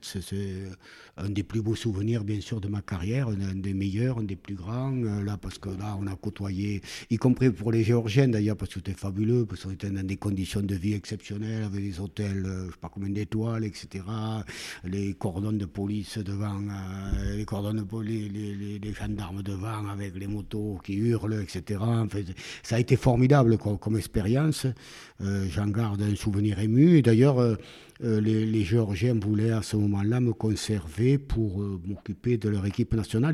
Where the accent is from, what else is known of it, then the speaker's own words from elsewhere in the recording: Mirande, Occitania, France; also born or lived in Miramont-d'Astarac / Montauban; Je suis un vrai Gersois